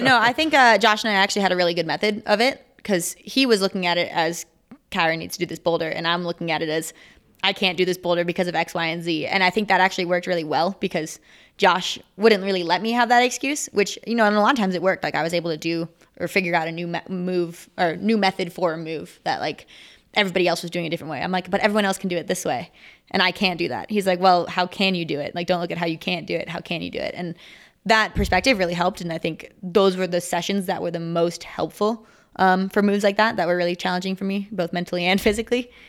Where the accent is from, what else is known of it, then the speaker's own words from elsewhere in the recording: Minnesota, United States; now in Salt Lake City, United States; I live in Salt Lake City, Utah. I'm actually from Minnesota, though